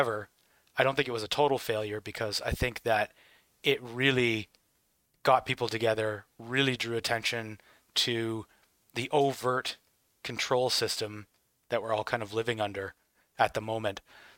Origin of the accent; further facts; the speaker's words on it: Canada; Like, Canada, and I can say this as a Canadian, Canada just follows everything that everybody else is doing.